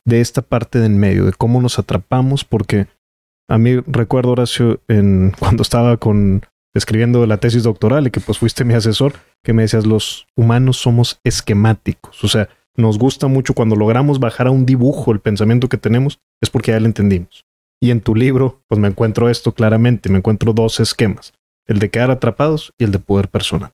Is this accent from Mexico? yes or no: yes; Mexico; also born or lived in Nuevo León